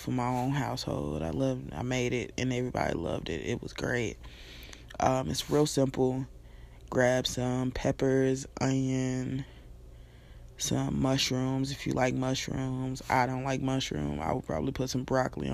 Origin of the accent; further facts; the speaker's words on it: Nashville, Tennessee, United States; moved away as an adult; now in Alabama, United States; I'm born and raised in Nashville, Tennessee